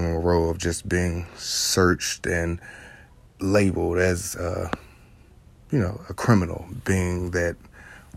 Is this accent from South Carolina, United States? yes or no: no; North Chesterfield, Virginia, United States; born and raised in Chesterfield, Virginia, what is now North Chesterfield, Virginia